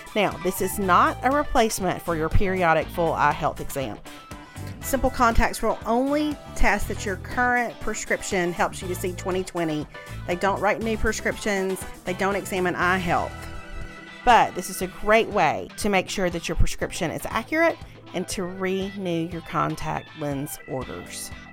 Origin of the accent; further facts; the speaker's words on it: Mississippi, United States; moved away; the Ole Miss boosters at the country club in my hometown